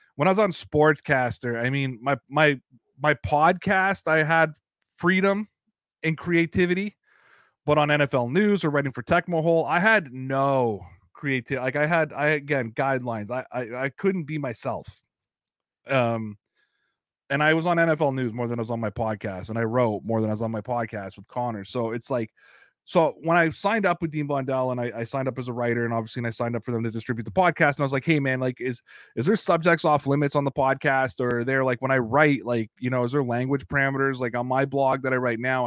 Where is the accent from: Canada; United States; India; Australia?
Canada; I'm a Canadian, I, I feel like sometimes I'm an honorary American